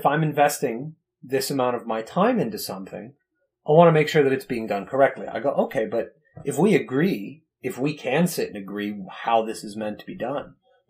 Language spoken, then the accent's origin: English; United States; But as an American, we know better.